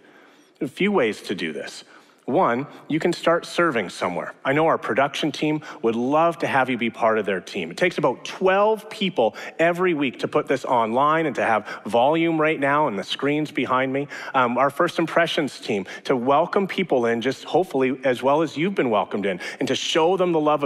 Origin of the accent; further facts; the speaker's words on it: Edmonton, Alberta, Canada; moved away; also born or lived in Regina / Calgary / British Columbia; born and raised in Edmonton, but I lived in Regina, I've lived in Calgary, I've lived in BC